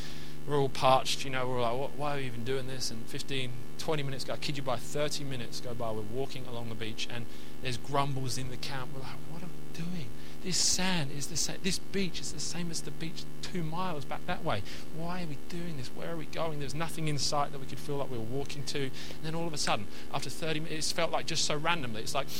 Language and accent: English; England, United Kingdom; And so we're from England, so sandy beach is a sandy beach.